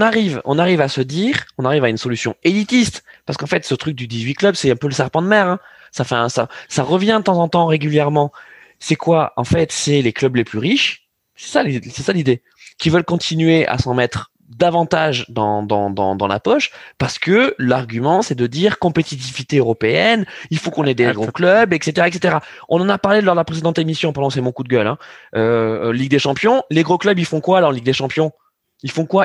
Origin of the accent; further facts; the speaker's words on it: France; en tant que Français